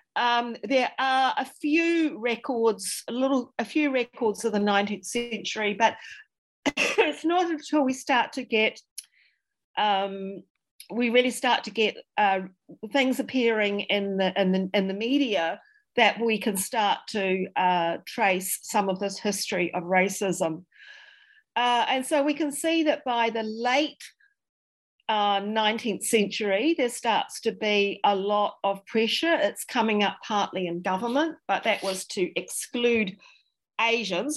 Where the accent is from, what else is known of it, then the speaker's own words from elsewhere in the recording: Dunedin, Otago, New Zealand; I'm very much um, a Dunedin uh, a Dunedin person. I'm from Dunedin